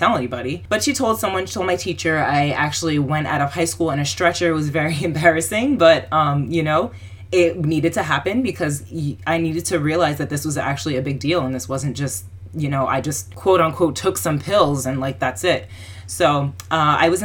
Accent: New Jersey, United States; I'm from New Jersey

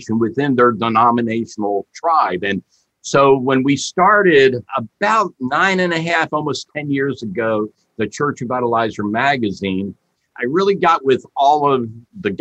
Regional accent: Florida, United States; also born or lived in West Virginia / Michigan; my home state in Florida

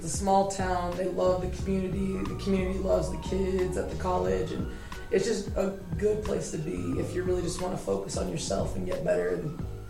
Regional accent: Albuquerque, New Mexico, United States; I'm from Albuquerque, New Mexico. I finished high school at Manzano

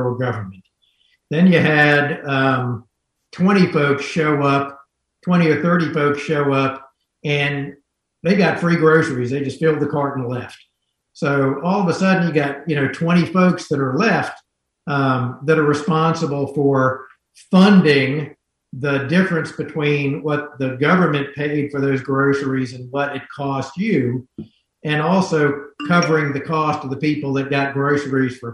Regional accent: North Carolina, United States; growing up in North Carolina

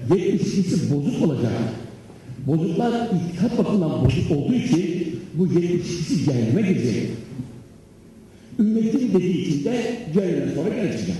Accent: Trabzon, Turkey; Ben Trabzonluyum dedim

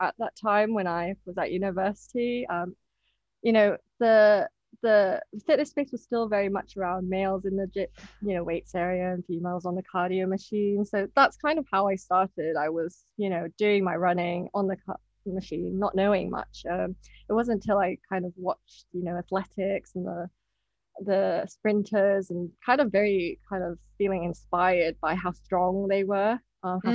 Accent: Hong Kong; moved away as an adult; now in United Kingdom; I'm Japanese and I was born and brought up in Hong Kong. And I moved to the UK when I was 18.

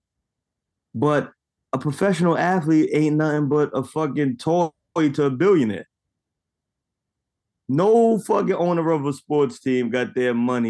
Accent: United States; being Black in America, being born American Black

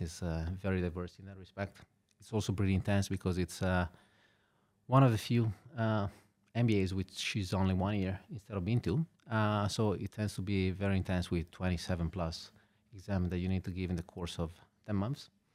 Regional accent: Genoa, Liguria, Italy; moved away as an adult; also born or lived in Milan / London / Hong Kong; now in Luxembourg; I was born in Genova. I spent there, uh, my childhood and all the way up until I finished university

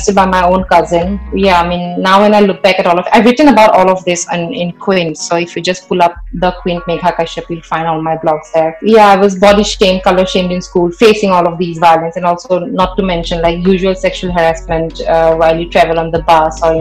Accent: Assam, India; I grew up in Assam and my parents are working class.

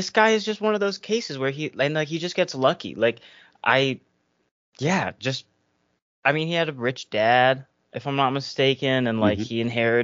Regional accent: United States; I'm an American

